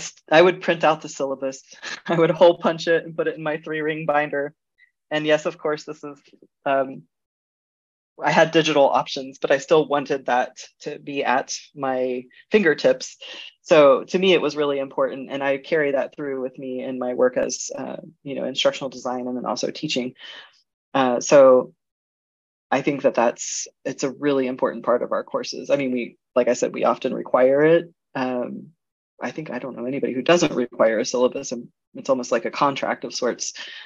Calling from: Germany; I'm actually joining you from Germany.

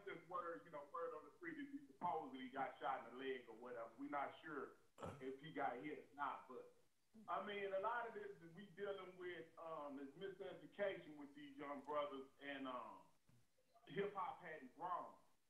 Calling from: Texas, United States; I'm calling in from Texas, right?

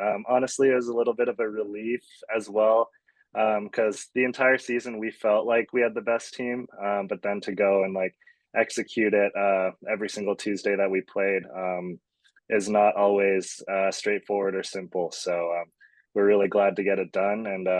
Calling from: Phoenix, Arizona, United States; I'm at home in Phoenix, Arizona.

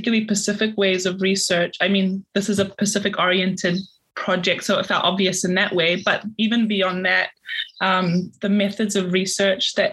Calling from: Logan, Queensland, Australia; I'm calling in from Yagara and Yagambe language speaking country here in Logan

